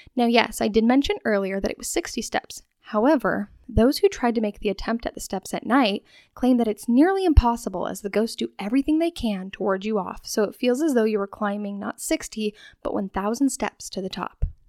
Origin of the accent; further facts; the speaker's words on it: Spokane, Washington, United States; also born or lived in Rosalia, Washington; I grew up in Rosalia, Washington, moving when I was five years old to Spokane